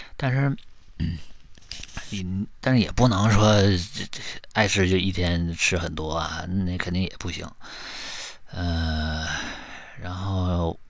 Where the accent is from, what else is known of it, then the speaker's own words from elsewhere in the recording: Northeast China, China; 你像我们东北这边呢， 本地产的蜜就是椴树蜜特别多